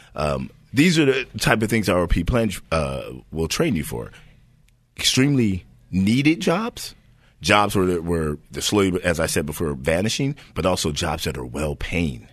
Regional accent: Hayward, California, United States; Born and raised in Hayward

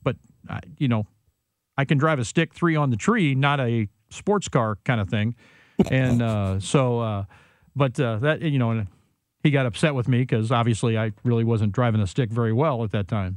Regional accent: Illinois, United States; grew up in Illinois, so we had to take uh, driver's ed.

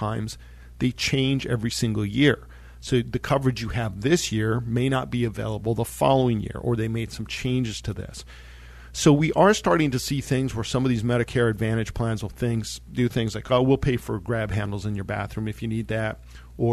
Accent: Monte Vista, Colorado, United States; I grew up in Monta Vista, Colorado

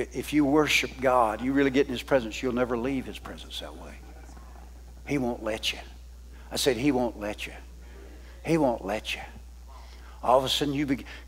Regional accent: the South, United States; I'm a Southerner

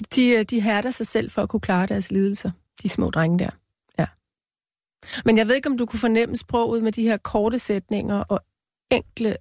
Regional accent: Denmark; born or raised there; first language Danish; moved away as an adult; also born or lived in New York, United States / Greenland; now in Copenhagen, Denmark

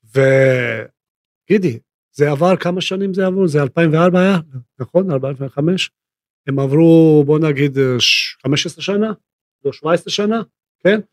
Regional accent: Split, Split-Dalmatia County, Croatia; Hebrew is a second language; moved away as an adult; now in Israel; אני נולדתי בספליט

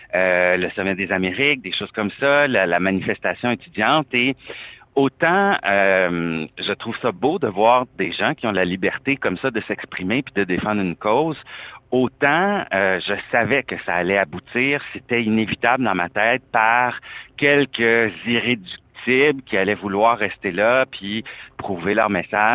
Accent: Quebec, Canada; j'ai une plaque du Québec, que je suis canadien

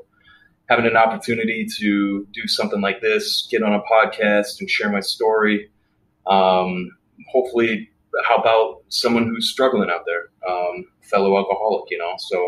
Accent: Regina, Saskatchewan, Canada; I grew up in Canada, born and raised, grew up in a city called Regina, Saskatchewan

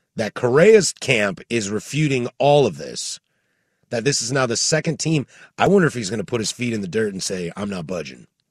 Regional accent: the Northwest, Pacific Northwest, United States; born and raised in the Northwest, like the rain and the snow and stuff

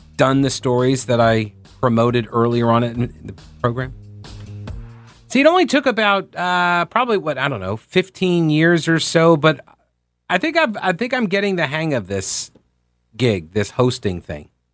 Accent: New York, United States; moved away as an adult; also born or lived in Rock Hill, South Carolina; I'm from New York originally

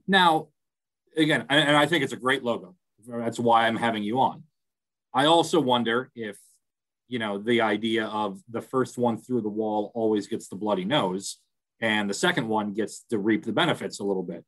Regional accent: Milwaukee, Wisconsin, United States; moved away; I'm, I'm from Milwaukee originally

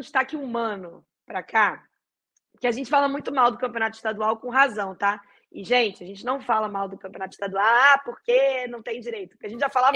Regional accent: Brazil; eu, como brasileira e como torcedora da seleção brasileira

